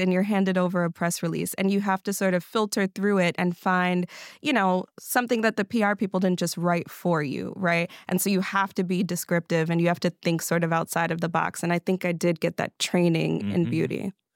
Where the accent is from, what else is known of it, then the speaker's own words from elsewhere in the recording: Mount Vernon, New York, United States; moved away as an adult; also born or lived in Westchester / Bronx; now in Detroit, United States; I'm from Mount Vernon, New York.